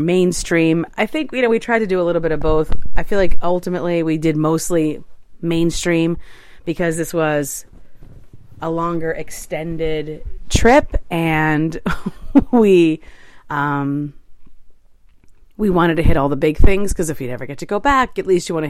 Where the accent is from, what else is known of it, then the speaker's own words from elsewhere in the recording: New York City, New York, United States; as a New Yorker